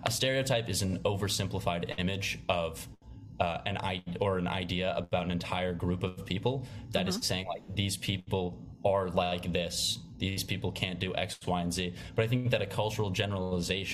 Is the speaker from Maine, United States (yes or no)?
yes; Maine, United States; now in New York, United States; I'm from Maine, which is a very suburban, outdoorsy state.